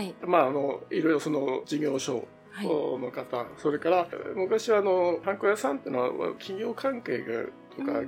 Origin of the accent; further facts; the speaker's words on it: Tomakomai, Hokkaido, Japan; 私は苫小牧生まれですね